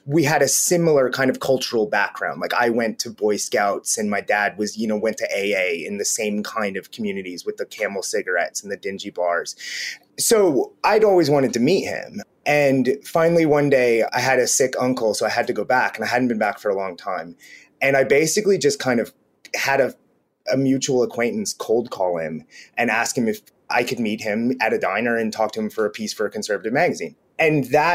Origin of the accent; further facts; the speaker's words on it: Cincinnati, Ohio, United States; moved away; also born or lived in Brooklyn, New York; I am from Cincinnati, Ohio, as is J.D. Vance